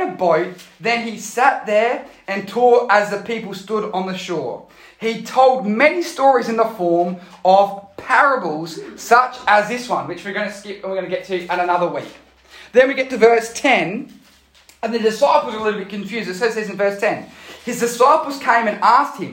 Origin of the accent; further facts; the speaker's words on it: Australia; I am a citizen of Australia. This passport says that I come from Australia. I am an Aussie